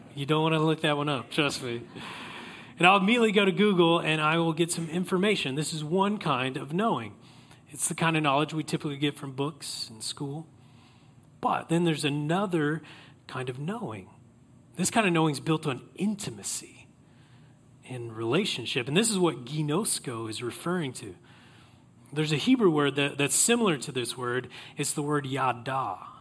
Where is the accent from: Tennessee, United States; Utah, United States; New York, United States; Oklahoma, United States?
Oklahoma, United States; I grew up in Oklahoma